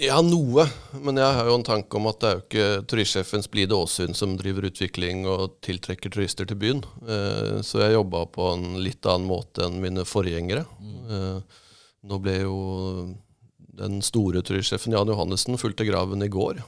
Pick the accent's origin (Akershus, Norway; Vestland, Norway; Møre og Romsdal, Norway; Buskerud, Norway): Buskerud, Norway; Drammen; moved away as an adult; also born or lived in Asker, Norway; now in Mandal, Norway; Jeg er fra, som jeg ofte sier, fra Asker og Drammen, eh, som jeg er oppvokst i.